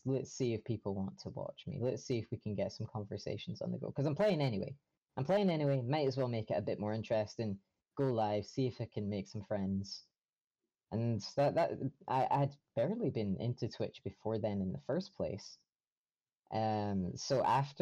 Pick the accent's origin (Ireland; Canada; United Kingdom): United Kingdom; Scotland; I'm from Scotland